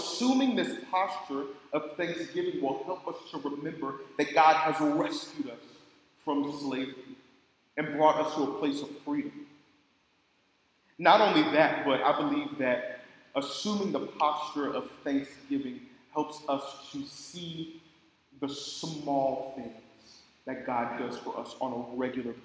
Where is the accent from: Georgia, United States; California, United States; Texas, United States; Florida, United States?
California, United States; Oakland; I grew up in Oakland. It's not the best place to grow up